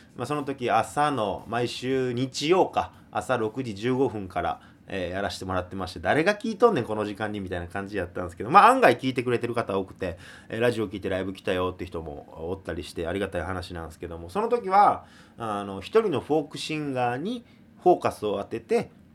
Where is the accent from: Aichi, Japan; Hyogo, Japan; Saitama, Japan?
Hyogo, Japan; Kobe; moved away as an adult; now in Tokyo, Japan; 神戸出身で、えー、神戸育ちで、えー、去年の二月に、えー、東京の方に上京してきまして